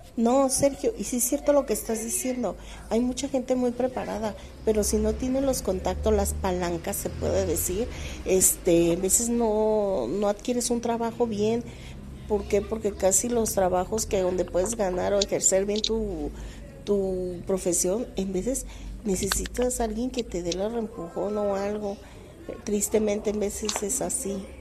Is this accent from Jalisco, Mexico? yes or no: yes; Guadalajara, Jalisco, Mexico; yo soy de Guadalajara